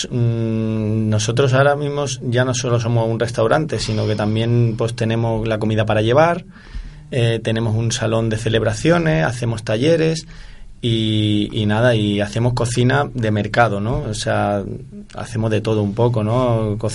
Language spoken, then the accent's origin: Spanish; Barcelona, Catalonia, Spain; moved away as an adult; also born or lived in Granada; now in Seville, Spain; yo soy de Barcelona.